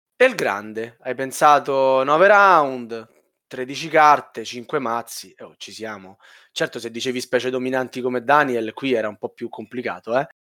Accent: Rome, Lazio, Italy; io sono romano

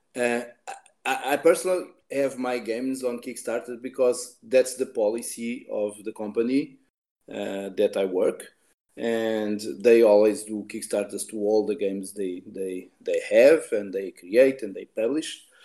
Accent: Portugal; I live here. that's my home country

